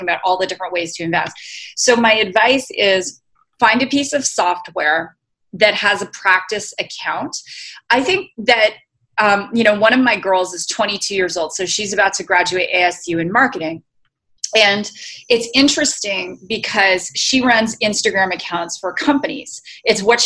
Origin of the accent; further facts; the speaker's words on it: Canada; moved away; When I was in Canada, so I'm originally Canadian